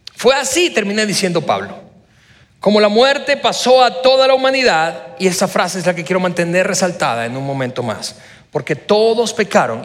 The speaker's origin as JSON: {"language": "Spanish", "country": "Venezuela", "tie": "born or raised there", "moved": "yes", "lives_now": "Mexico", "said": "yo no soy mexicano, yo casi soy mexicano, pero soy venezolano de nacimiento. Así que haber nacido en Venezuela"}